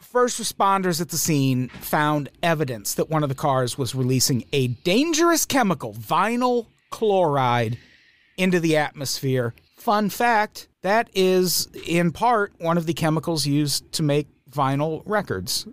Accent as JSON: {"language": "English", "town": "Peoria", "region": "Illinois", "country": "United States", "tie": "born or raised there", "said": "I grew up in Peoria, Illinois."}